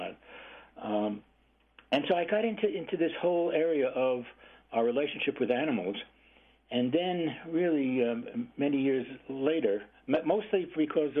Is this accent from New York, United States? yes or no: yes; New York City, New York, United States; moved away as an adult; also born or lived in California; I am originally from Brooklyn, New York, like everybody else. And so pets were very uncommon. Apartment living, high density